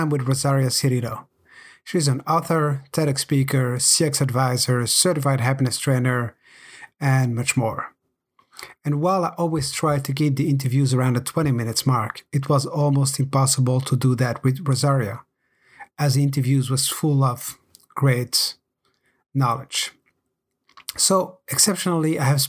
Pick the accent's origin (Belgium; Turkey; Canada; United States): Belgium; Brussels, Brussels-Capital Region; I grew up in Brussels where my parents had shops